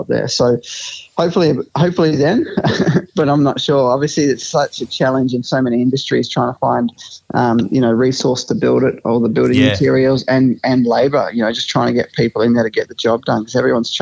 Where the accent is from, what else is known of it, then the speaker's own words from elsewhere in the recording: Mildura, Victoria, Australia; Growing up in Mildura